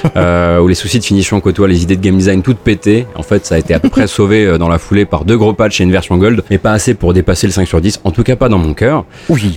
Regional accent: Moselle, Grand Est, France; je viens de Moselle

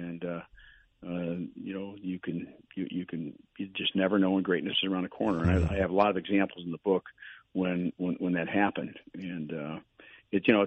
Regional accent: Akron, Ohio, United States; moved away; I grew up in Akron, Ohio

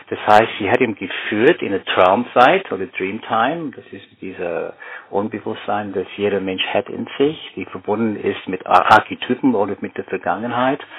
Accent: Canberra, Australian Capital Territory, Australia; German is a second language; ein Detektiv-Thriller über einen Massenmörder in Australien, also in Canberra, wieder da, wo ich aufgewachsen bin.

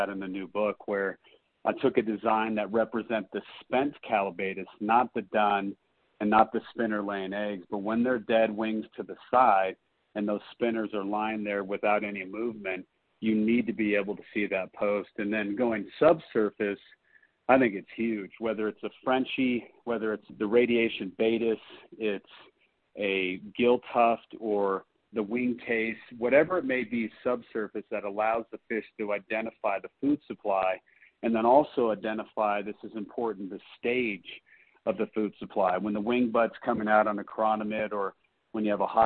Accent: Colorado Springs, Colorado, United States; being a native to Colorado, I was born and raised in the Springs

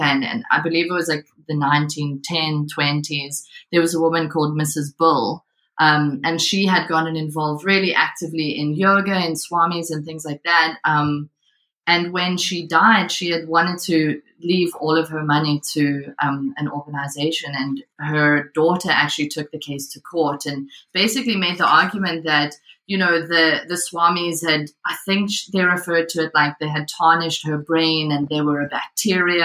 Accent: South Africa; moved away as an adult; now in Glasgow, United Kingdom; I'm from South Africa um, and growing up, you know, sort of evangelical Christianity there

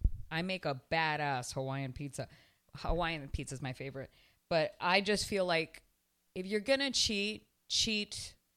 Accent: Canada; moved away as an adult; also born or lived in Elizabeth, New Jersey; now in Miami, United States; I was born in Elizabeth, New Jersey. My parents are Cuban. I was raised in Canada, and I almost married a Jewish man. I have been living in Miami, Florida for close to 25 years.

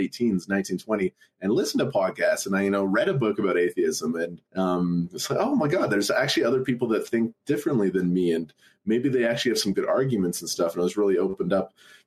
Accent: Alberta, Canada; I grew up in the province of Alberta

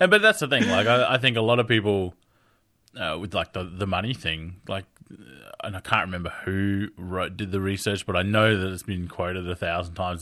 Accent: Australia; I'm from Australia

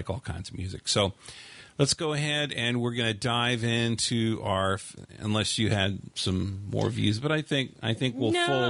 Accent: San Bernardino, California, United States; from the massacre in San Bernardino, my hometown. And it's kind of really surreal having the world look at a street and a town that I drove around and drove down for years.

